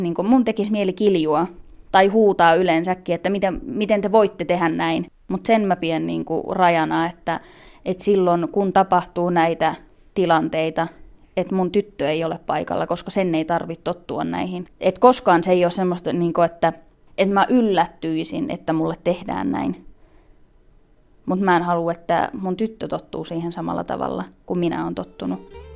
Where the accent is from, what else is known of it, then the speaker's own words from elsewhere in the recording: Finland; mä elän niin kuin kuka tahansa muu suomalainen